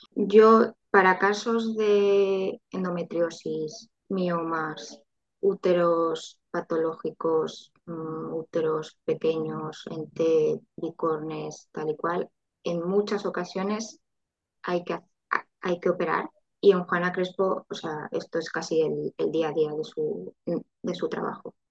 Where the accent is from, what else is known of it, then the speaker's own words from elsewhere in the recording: Valencia, Valencian Community, Spain; also born or lived in Madrid; quiero crear una familia mm, en mi, ciudad y tal y cual, pues nos, nos volvimos a Valencia